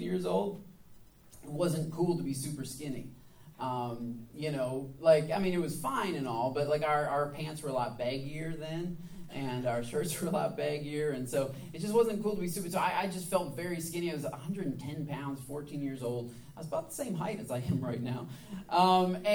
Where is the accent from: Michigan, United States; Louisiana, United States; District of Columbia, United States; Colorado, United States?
Michigan, United States; moved away as an adult; now in the American South, United States; I'm from Michigan, so it's obviously very cold at that time of year.